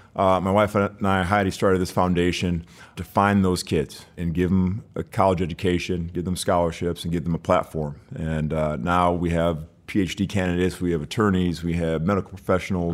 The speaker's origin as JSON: {"language": "English", "town": "Birmingham", "region": "Michigan", "country": "United States", "tie": "born or raised there", "also_born_or_lived": "Detroit, Michigan", "moved": "yes", "said": "I grew up in Birmingham, Michigan"}